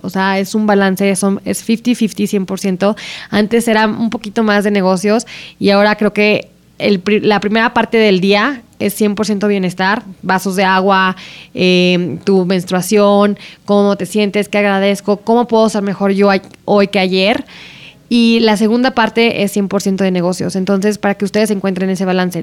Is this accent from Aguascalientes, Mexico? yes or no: yes; Aguascalientes, Mexico; moved away; las dos crecimos en Aguascalientes